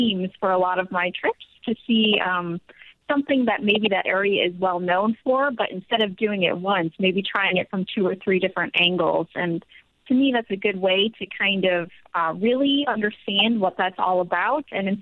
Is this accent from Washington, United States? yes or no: no; Buffalo, New York, United States; I'm from Buffalo.